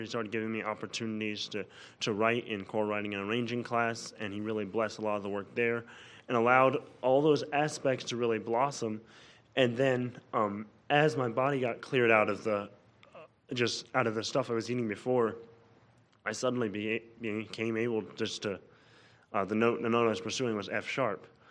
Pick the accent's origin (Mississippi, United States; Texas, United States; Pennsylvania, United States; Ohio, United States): Mississippi, United States; Olive Branch; I'm from Olive Branch, Mississippi